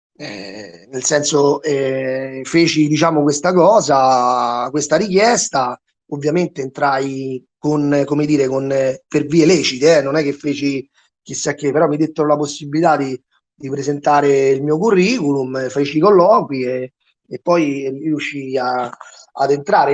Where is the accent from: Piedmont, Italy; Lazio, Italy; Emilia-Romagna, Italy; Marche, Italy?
Lazio, Italy; Rome; sul territorio dove abito io, sono di Ostia